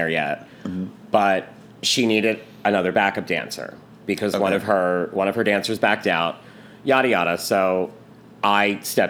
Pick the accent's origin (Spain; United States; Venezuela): United States; Philadelphia, Pennsylvania; I am born and raised in Philadelphia. I grew up in Northeast Philly.